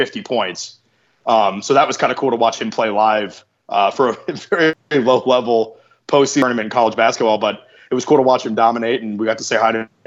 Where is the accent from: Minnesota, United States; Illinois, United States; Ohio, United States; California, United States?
Ohio, United States; we're vacationing from Ohio